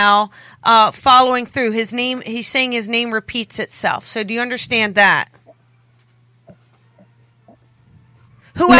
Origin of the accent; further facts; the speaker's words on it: New Jersey, United States; You know, I'm from New Jersey. I'm from South Jersey. South Jersey